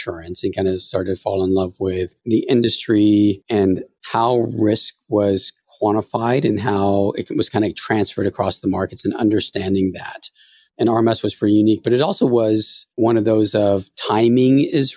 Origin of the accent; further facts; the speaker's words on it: Half Moon Bay, California, United States; also born or lived in San Francisco; I was born in San Francisco, went to high school in Half Moon Bay